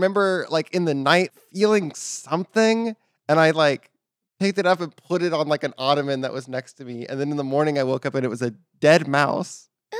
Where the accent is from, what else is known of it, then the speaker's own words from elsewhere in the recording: Texas, United States; Well, in Texas, we still have freedom, so...